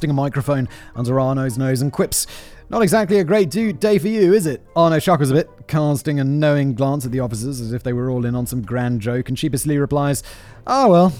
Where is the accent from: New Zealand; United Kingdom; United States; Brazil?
United Kingdom; being British is a part of who I am